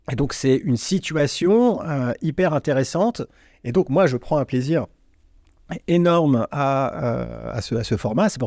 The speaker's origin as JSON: {"language": "French", "town": "Vierzon", "region": "Centre-Val de Loire", "country": "France", "tie": "born or raised there", "also_born_or_lived": "Neuilly-sur-Seine", "said": "Mais j'ai grandi ah, à Vierzon."}